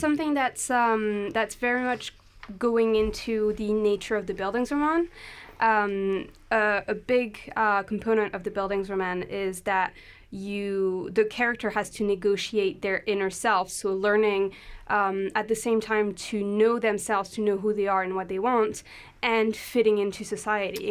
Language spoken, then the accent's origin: English; France; English is a second language; moved away as an adult; also born or lived in London, United Kingdom; now in Aberdeen, United Kingdom; I'm French. uh, but I came to the UK when I was 18